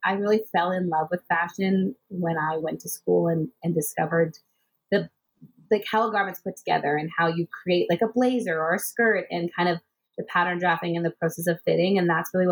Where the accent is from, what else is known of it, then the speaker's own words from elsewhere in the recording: Richmond Hill, Ontario, Canada; also born or lived in United States / Vancouver / Toronto; I grew up just outside of Toronto in Richmond Hill. I was actually born in the U.S. and then I moved to Canada when I was 3 years old.